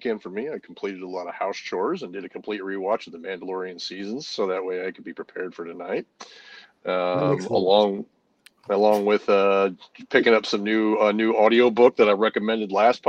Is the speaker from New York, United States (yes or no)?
no; Indiana, United States; also born or lived in Colorado; now in Kansas, United States; I'm originally from Indiana